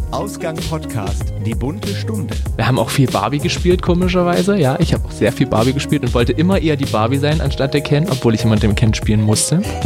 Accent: Saxony, Germany; also born or lived in Bavaria; now in Dresden, Germany; gebürtiger Sachse, bin ein bisschen in der, ja, in Deutschland rumgekommen, bin mal kurzzeitig in Bayern gewesen

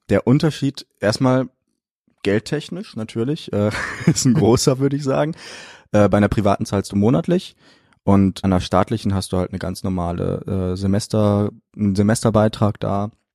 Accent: Detmold, North Rhine-Westphalia, Germany; now in Cologne, Germany; ich komme aus Detmold. Äh, das ist eine kleine Stadt bei Bielefeld.

